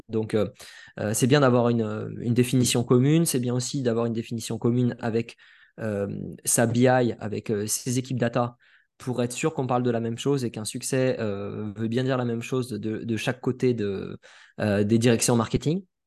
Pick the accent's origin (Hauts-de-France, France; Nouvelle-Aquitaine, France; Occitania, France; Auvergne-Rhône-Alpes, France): Occitania, France; Perpignan; je viens de Perpignan, de Perpignan